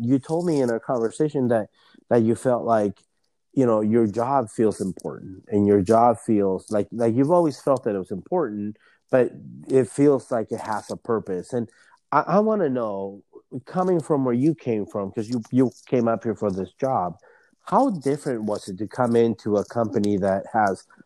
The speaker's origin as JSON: {"language": "English", "town": "Anaheim", "region": "California", "country": "United States", "moved": "yes", "lives_now": "Seattle, United States", "said": "I'm from Anaheim, California, Southern California"}